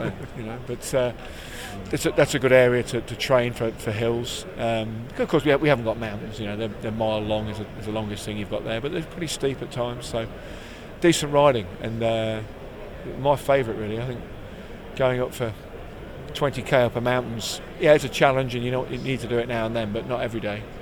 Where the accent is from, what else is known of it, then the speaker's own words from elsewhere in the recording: East Midlands, United Kingdom; I'm a very proud Midlander. I was born in the West Midlands, lived most of my life in the East Midlands